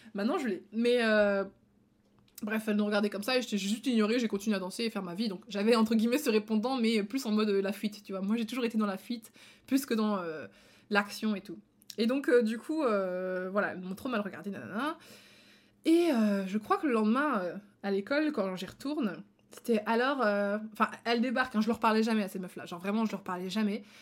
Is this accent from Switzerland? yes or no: no; Belgium; en Belgique euh, je suis belge